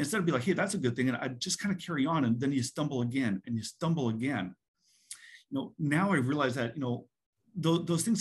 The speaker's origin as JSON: {"language": "English", "country": "Canada", "tie": "born or raised there", "moved": "as an adult", "lives_now": "United States", "said": "I was born and raised in Canada, moved to the US for college."}